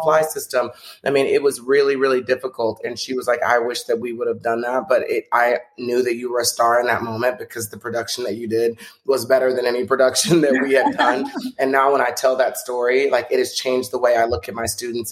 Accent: Texas, United States; when I was growing up in Texas

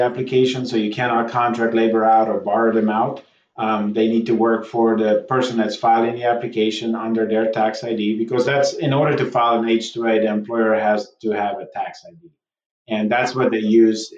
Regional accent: South Africa; now in United States; I grew up in South Africa myself

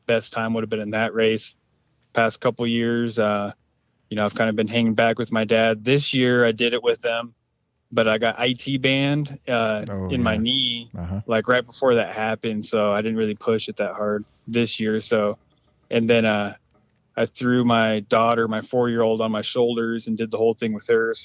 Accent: Spokane Indian Reservation, Eastern Washington, United States; Live on the Spokane Indian Reservation in Eastern Washington

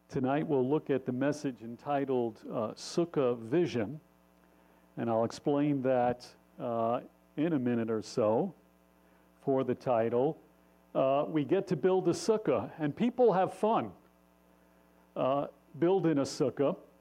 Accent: New York City, New York, United States; I was born in Queens

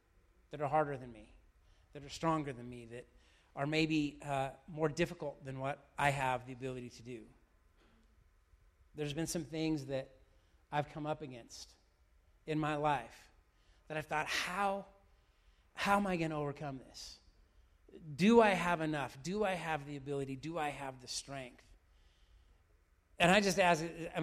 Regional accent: Weiser, Idaho, United States; also born or lived in Oregon; I grew up in a small town, small farm town, Weezer, of all places.

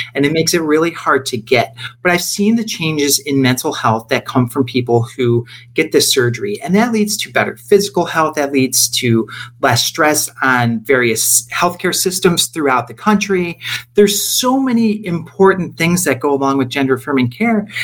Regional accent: Rochester, New York, United States; moved away as an adult; now in Los Angeles, United States; I am from Rochester, New York, which is a small city about an hour east of Buffalo, and made my way out to California, living here now in the Los Angeles area

